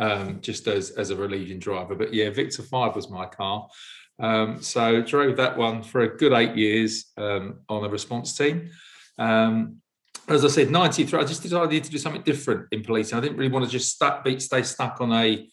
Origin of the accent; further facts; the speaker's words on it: London, United Kingdom; also born or lived in Parsons Green, Fulham, London; I was from South London, born in South London, born in Parsons Green, grew up in Wimbledon